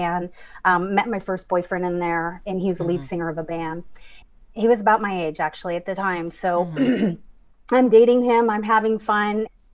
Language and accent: English; San Leandro, California, United States; I grew up in San Francisco, just outside of San Francisco in the suburb